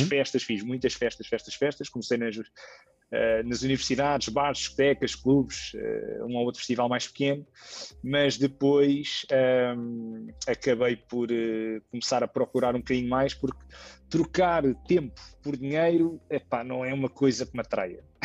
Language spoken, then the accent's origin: Portuguese; Lisbon, Portugal; eu tenho 35 anos, sou de Lisboa